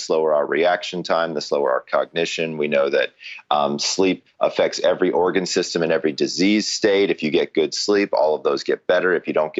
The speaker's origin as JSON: {"language": "English", "town": "Atlanta", "region": "Georgia", "country": "United States", "said": "I'm originally from Atlanta"}